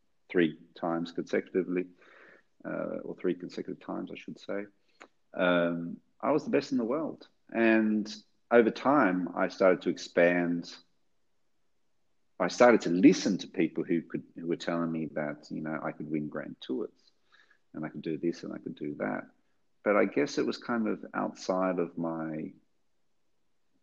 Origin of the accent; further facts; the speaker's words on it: Australia; accent: Australian; my Australian accent